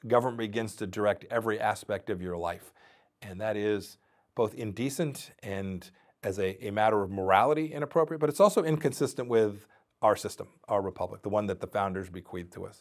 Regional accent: Kansas, United States; to my home state, to Topeka

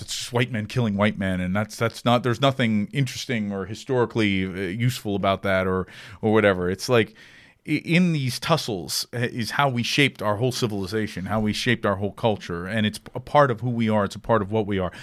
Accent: United States; as white Americans

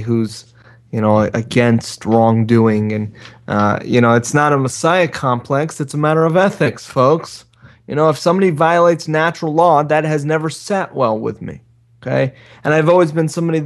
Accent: South Florida, United States; as a kid growing up in South Florida in a very cutthroat culture

